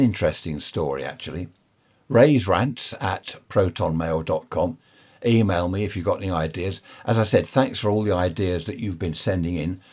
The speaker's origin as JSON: {"language": "English", "country": "United Kingdom", "said": "we're a nation of shopkeepers"}